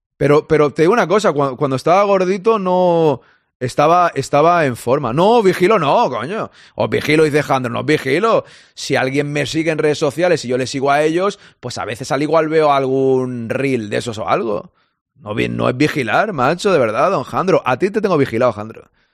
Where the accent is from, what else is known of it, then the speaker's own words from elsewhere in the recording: Barcelona, Catalonia, Spain; also born or lived in Madrid; yo soy de Barcelona